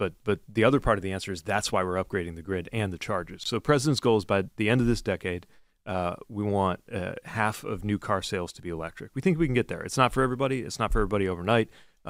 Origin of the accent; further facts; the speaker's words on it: Indiana, United States; I'm literally from Indiana, and I'm literally a dad. We're Midwestern dads.